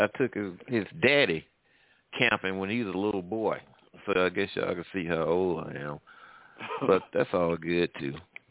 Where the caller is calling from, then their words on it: Midwest, United States; I'm calling from the Midwest.